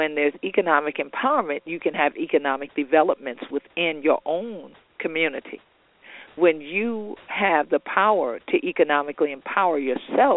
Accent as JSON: {"language": "English", "region": "South Carolina", "country": "United States", "tie": "born or raised there", "said": "my home state of South Kakalaki."}